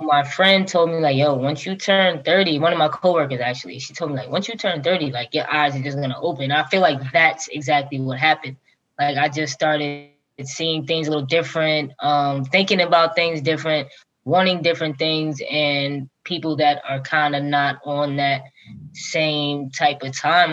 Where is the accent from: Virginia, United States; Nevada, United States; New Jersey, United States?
New Jersey, United States; Long Branch; where I grew up in Long Branch is one middle school, one high school